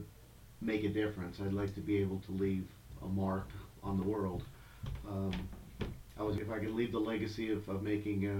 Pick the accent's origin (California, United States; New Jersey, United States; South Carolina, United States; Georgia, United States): New Jersey, United States; moved away as an adult; now in Denver, United States; I grew up in New Jersey, so I spent my entire life in a New Jersey suburban area, suburban New York.